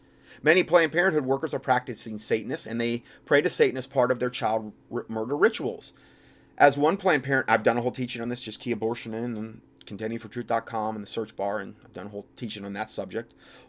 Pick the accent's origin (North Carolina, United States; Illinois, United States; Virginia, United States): North Carolina, United States; the governor of North Carolina, my home state, just vetoed a bill